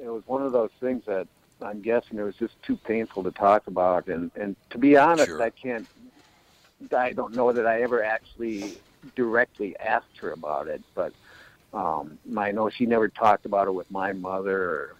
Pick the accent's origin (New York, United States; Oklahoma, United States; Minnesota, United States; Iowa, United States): Minnesota, United States; Minneapolis; So I grew up in Minneapolis, and I've known about this tragedy for ever since I was a little kid